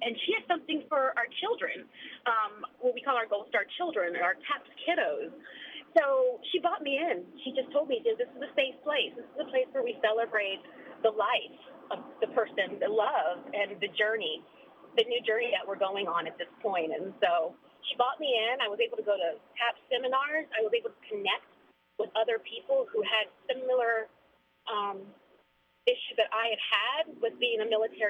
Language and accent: English; Maryland, United States; moved away; also born or lived in San Antonio, Texas; I'm originally from Maryland